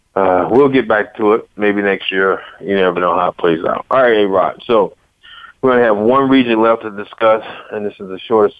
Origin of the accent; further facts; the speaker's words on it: Norfolk, Virginia, United States; You know that I am from Virginia. You know that I'm born and raised in Norfolk, Virginia